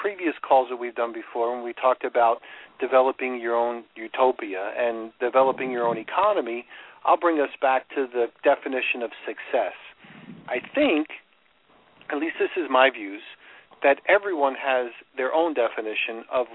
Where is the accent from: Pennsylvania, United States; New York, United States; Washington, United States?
New York, United States; accent: New York; moved away as an adult; also born or lived in Chicago; now in Florida, United States; I moved from New York, where I get my accent, to Chicago